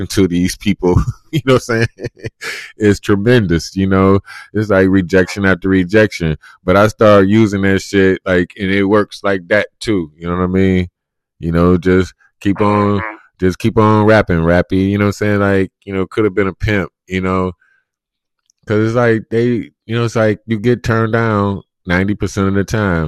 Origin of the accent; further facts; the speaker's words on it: Cleveland, Ohio, United States; I'm from Cleveland